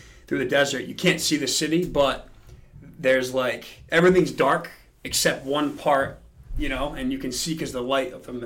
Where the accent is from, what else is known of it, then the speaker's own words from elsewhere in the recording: Rhode Island, United States; we're from Rhode Island